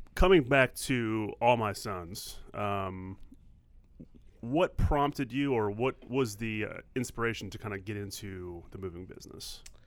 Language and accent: English; New Orleans, Louisiana, United States; moved away; I grew up in New Orleans